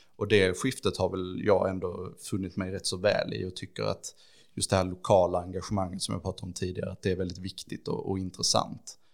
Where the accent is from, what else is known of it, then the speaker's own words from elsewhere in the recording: Ängelholm, Skåne, Sweden; jag är ju uppvuxen i Skälderviken och så och har liksom växt upp i den här stan